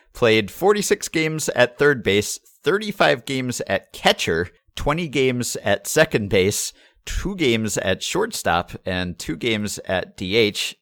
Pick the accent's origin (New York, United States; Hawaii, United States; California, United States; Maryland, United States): New York, United States; I'm from New York and here we say Mario